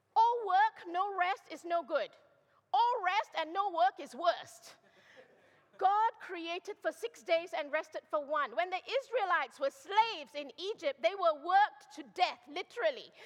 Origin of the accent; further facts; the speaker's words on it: Malaysia; moved away; I'm originally from Malaysia